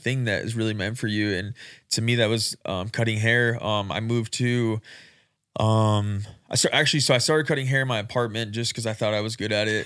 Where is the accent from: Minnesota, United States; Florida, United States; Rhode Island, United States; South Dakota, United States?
South Dakota, United States; Rapid City; I'm born and raised in Rapid City